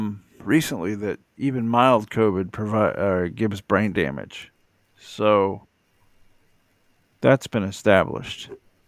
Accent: United States; maybe I'm an American

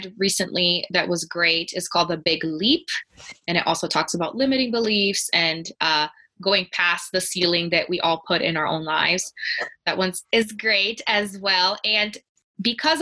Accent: Brazil; English is a second language; moved away as an adult; now in Denver, United States; because I grew up in Brazil, lots of the literature was in Portuguese

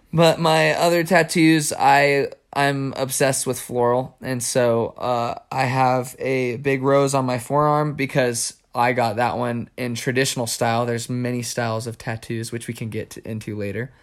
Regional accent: New Mexico, United States; growing up in New Mexico

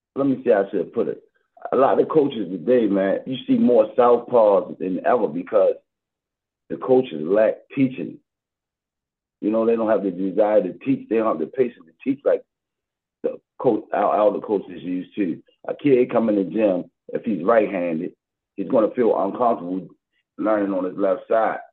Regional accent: Baltimore, Maryland, United States; I'm from Baltimore, born and raised Baltimore, Maryland, West Side

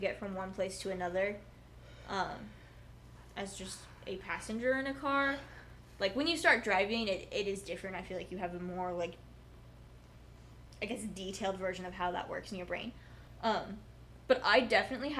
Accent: Kansas City, Missouri, United States; moved away as an adult; I'm from the Kansas City area, so that was my whole life until moving here

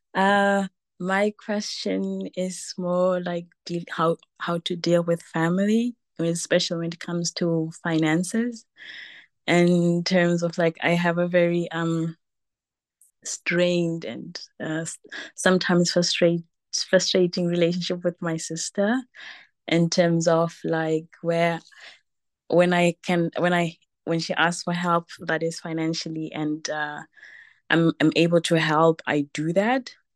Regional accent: Zimbabwe; now in Germany; I'm originally from Zimbabwe, but living in Germany

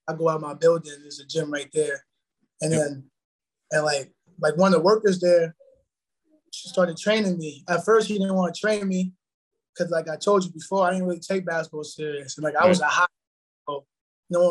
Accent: Peekskill, New York, United States; moved away as an adult; now in Rhode Island, United States; growing up in Peekskill

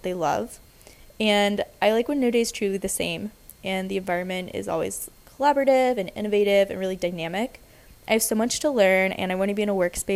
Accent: Atlanta, Georgia, United States; moved away as an adult; now in Nashville, United States; I'm from Atlanta and I moved to Nashville about 3 years ago to start at Vanderbilt University

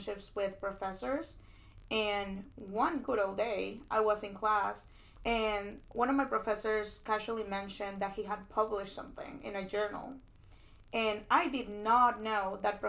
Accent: Peru; moved away as an adult; now in United States; I am an international student. I come from Peru. And I actually was born and raised in Peru. I finished high school over there. And I decided to come to the States for undergrad

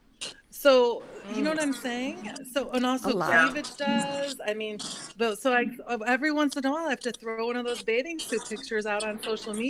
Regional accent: Midwest, United States; now in Manhattan Beach, United States; I grew up in the Midwest

